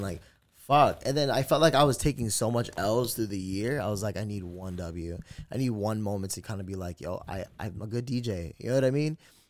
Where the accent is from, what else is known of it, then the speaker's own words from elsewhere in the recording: East Coast, United States; But, you know, like, I'm from the East Coast. I'm not from the West Coast.